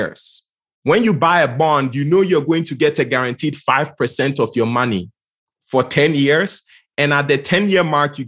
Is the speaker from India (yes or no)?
no; Ghana; I'm from Ghana, West Africa.